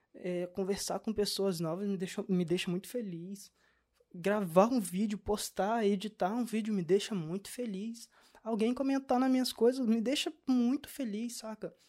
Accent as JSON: {"language": "Portuguese", "country": "Brazil", "moved": "yes", "lives_now": "Portugal"}